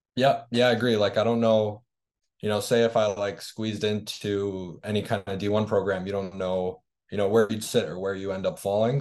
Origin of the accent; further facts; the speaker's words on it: Toronto, Ontario, Canada; I'm from Toronto